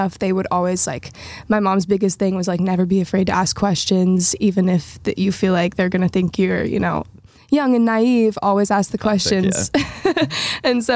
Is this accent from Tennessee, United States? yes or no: yes; Nashville, Tennessee, United States; growing up in Nashville